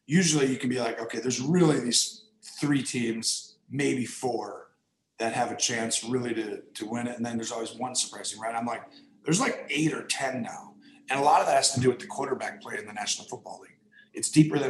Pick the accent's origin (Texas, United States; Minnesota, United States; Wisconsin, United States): Wisconsin, United States; I'm from Wisconsin, so I'm talking my language now